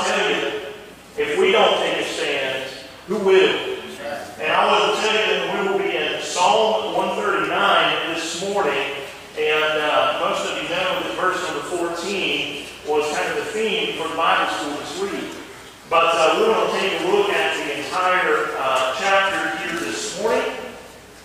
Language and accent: English; Todd, North Carolina, United States; we're from Ashe County here, grew up over in Todd